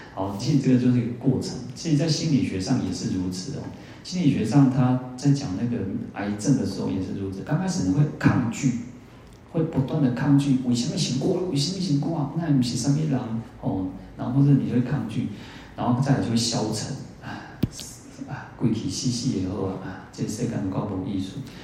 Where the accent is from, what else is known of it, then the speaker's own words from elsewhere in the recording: Taiwan; 我们台湾人最大的护国神山哦，其实就是我们的善良